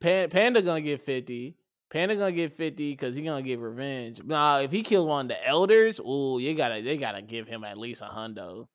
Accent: United States; being American

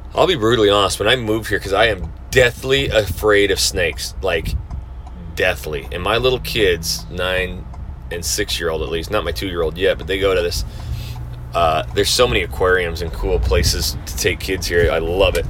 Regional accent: North Idaho, United States; now in Houston, United States; I come from the Northwest up North Idaho, so I'm used to having five, six months of winter

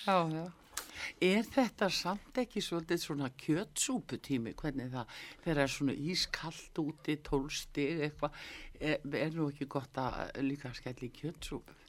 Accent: Iceland; við Íslendingar

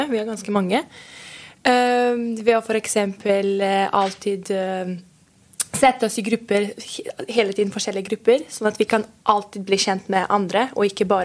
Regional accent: Serbia; now in Porsgrunn, Norway; kommer opprinnelig fra Serbia og går på Porsgrunn videregående siste året.

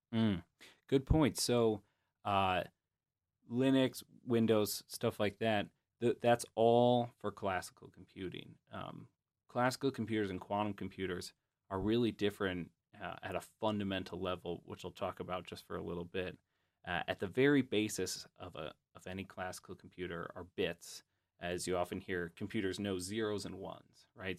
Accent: Grand Rapids, Michigan, United States; I'm from Grand Rapids, Michigan

